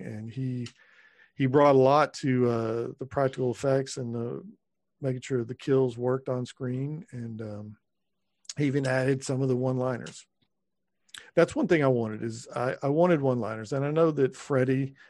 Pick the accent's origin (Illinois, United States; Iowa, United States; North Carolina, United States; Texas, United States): Texas, United States; moved away as an adult; now in Los Angeles, United States; I grew up in Texas